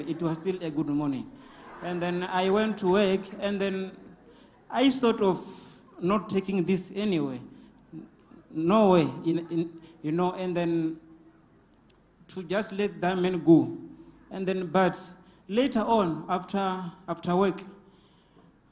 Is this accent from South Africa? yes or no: yes; Venda, Limpopo, South Africa; I'm from Venda